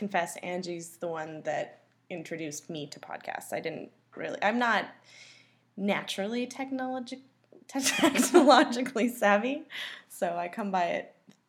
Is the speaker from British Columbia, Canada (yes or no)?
yes; Port Coquitlam, British Columbia, Canada; now in Vancouver, Canada; I grew up in Port Coquitlam.